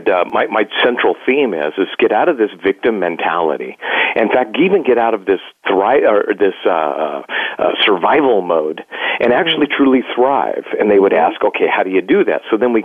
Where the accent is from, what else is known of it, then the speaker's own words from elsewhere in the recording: Burbank, California, United States; I was born in Burbank, California